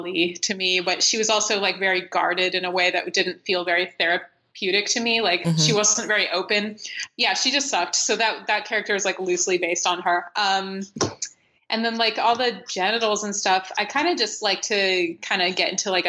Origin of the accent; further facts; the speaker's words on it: United States; accent: American; my stupid American accent